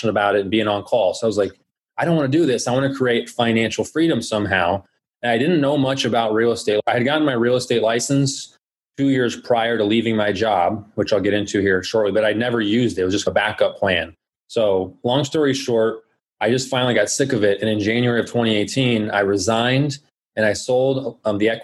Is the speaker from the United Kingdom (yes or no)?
no; Phoenix, Arizona, United States; I was born and raised here in Phoenix. I pretty much lived here my entire life